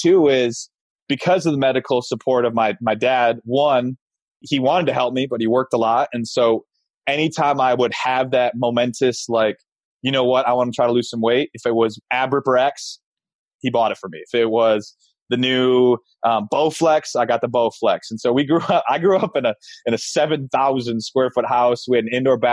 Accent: Grand Rapids, Michigan, United States; I grew up in Grand Rapids, Michigan

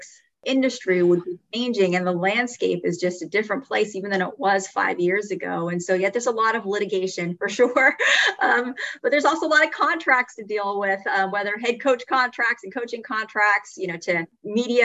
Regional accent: Phoenix, Arizona, United States; I grew up in Phoenix

